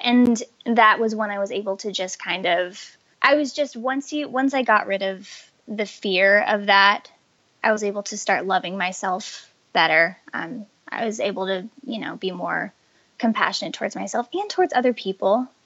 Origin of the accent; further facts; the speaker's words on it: Colorado, United States; I grew up in Colorado